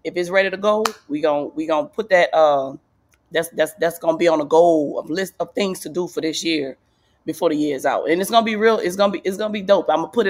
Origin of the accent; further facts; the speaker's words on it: New Orleans, Louisiana, United States; And I grew up in New Orleans, and New Orleans is a huge football city.